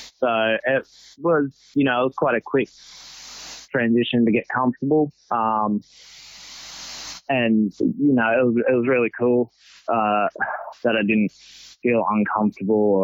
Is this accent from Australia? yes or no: yes; Sydney, New South Wales, Australia; moved away; I'm originally from Sydney